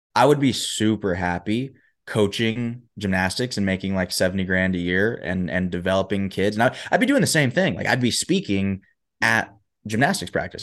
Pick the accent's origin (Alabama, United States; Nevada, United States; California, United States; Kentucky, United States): Alabama, United States; Huntsville; moved away as an adult; also born or lived in Michigan; I was born and raised in Huntsville, Alabama